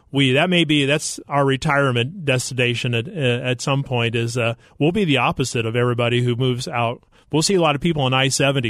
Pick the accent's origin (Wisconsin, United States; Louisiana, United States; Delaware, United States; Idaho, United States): Idaho, United States; moved away as an adult; also born or lived in Arkansas; grew up in Idaho on a potato farm